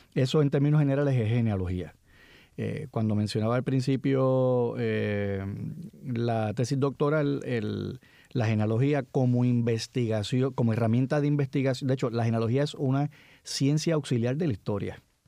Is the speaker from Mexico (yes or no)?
no; San Juan, Puerto Rico; Yo me crié en la, en la década del 60, muchachito, y todos los muchachos que, que se criaron conmigo en Cupey